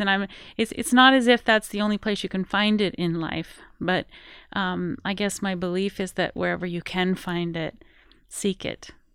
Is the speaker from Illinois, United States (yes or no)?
no; Colorado, United States; I am originally from Colorado, grew up in the Rocky Mountains